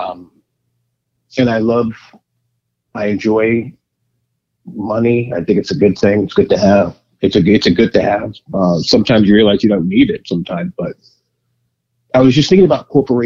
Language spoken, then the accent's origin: English; New York City, New York, United States; I grew up in Queens.